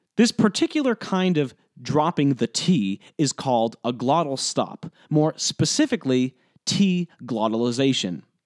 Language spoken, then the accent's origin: English; New Jersey, United States; now in Providence, United States; I grew up in New Jersey, about twenty-five minutes outside of New York City